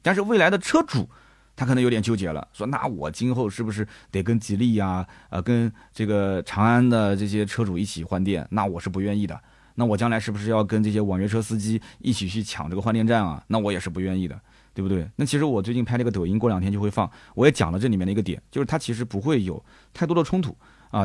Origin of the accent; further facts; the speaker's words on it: Nanjing, Jiangsu, China; 你像我们南京人，我晚上我就蘸个鸭子